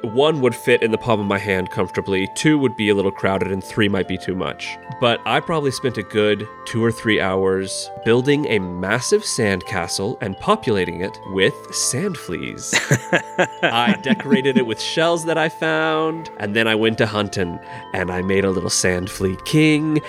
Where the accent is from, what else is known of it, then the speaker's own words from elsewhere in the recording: Alaska, United States; moved away; originally I'm from Alaska